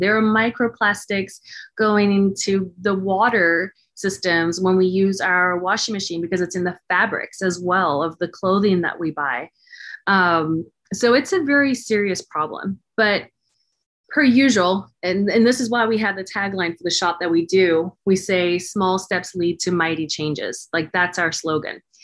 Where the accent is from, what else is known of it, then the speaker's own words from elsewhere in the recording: Cape Town, Western Cape, South Africa; also born or lived in Dallas, Texas / San Francisco Bay Area; now in Martinez, United States; I'm originally from South Africa, Cape Town, South Africa, born and raised.